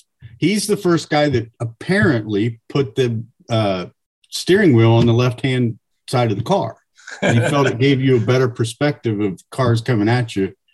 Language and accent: English; Fredericktown, Ohio, United States; I grew up in Fredericktown